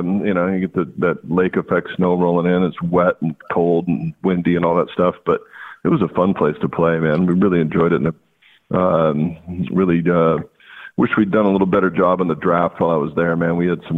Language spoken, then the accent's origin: English; Walla Walla, Washington, United States; it's my hometown, you know, Walla Walla. Little town that I grew up in while I was off playing ball